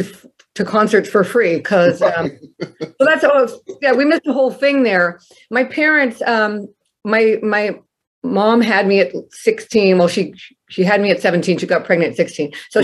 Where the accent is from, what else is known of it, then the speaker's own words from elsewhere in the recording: Connecticut, United States; born there; also born or lived in Maine / Tennessee / Rhode Island; now in New Jersey, United States; I mean, I was born in Connecticut, and then we moved to Maine, Bath, Maine, Brunswick, Maine, and my parents kept splitting up, so we went to Tennessee, and then Newport, Rhode Island